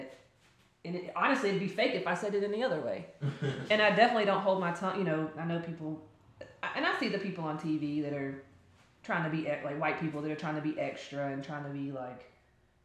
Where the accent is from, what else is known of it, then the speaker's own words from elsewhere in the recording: Charlotte, North Carolina, United States; I am from Charlotte. I'm born and raised here